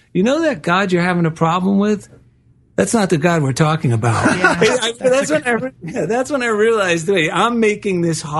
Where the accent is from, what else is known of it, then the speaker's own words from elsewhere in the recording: New Jersey, United States; accent: New Jersey; my New Jersey accent.